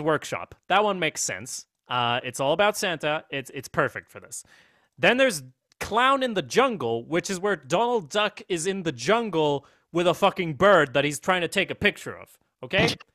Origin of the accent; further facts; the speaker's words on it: Sweden; I'm from Sweden